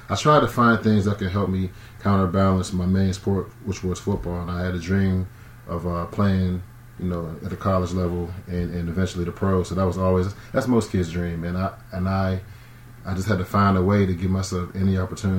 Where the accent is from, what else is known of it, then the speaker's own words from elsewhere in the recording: Braddock, Pennsylvania, United States; I'm from Pittsburgh, man. Bradock, to be specific.